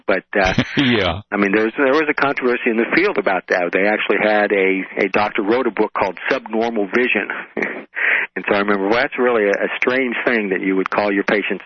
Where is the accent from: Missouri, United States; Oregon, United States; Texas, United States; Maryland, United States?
Oregon, United States; moved away as an adult; also born or lived in Tacoma, Washington / New York City; I'm originally from the West Coast, from Oregon